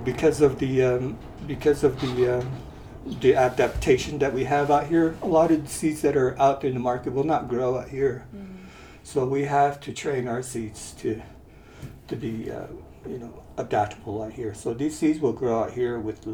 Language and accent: English; Leupp, Arizona, United States; I'm from Loup, Arizona, which is on the Navajo Nation